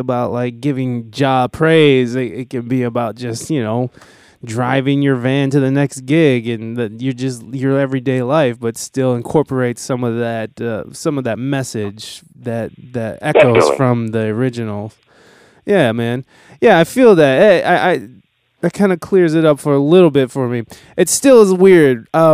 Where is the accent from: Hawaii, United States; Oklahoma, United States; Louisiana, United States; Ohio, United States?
Ohio, United States; Toledo; now in San Diego, United States; I'm kind of from a Midwest town as well. I'm from Ohio. I'm from Toledo, Ohio.